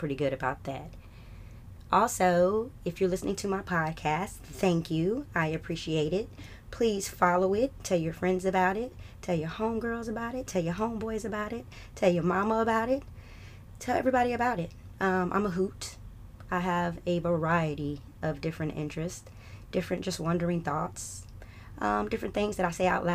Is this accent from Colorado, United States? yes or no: no; Atlanta, Georgia, United States; My family's from North Carolina. I was raised in North Atlanta. Love it here